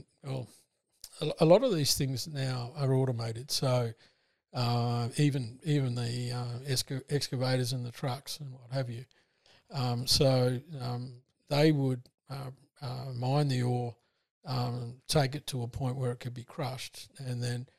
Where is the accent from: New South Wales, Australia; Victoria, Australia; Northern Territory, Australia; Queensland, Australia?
New South Wales, Australia; Broken Hill; I was born in Broken Hill. Yeah. You can't sort of get away from mining if you're born in Broken Hill.